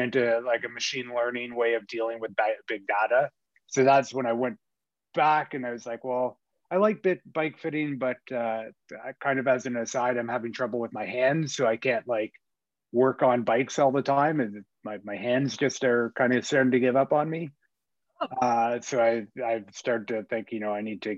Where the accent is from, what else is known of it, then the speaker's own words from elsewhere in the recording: Ottawa, Ontario, Canada; moved away as an adult; also born or lived in Winnipeg; I grew up in Ottawa